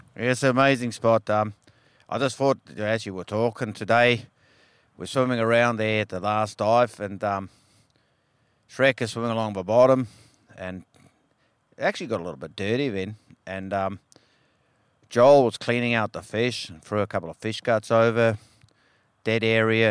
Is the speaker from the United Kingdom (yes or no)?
no; South Africa; now in Western Australia, Australia; I grew up in South Africa, and um, it was pretty hardcore, cold water, small fish, etc. And um, now, as many years later, I'm here in WA